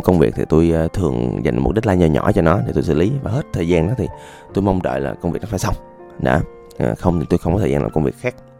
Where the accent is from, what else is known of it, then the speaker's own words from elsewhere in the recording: Da Lat, Lam Dong, Vietnam; moved away; quê tôi đà lạt